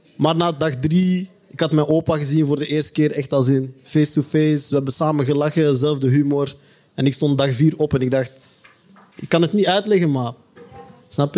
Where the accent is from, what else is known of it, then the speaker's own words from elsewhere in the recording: Belgium; wij die hier geboren zijn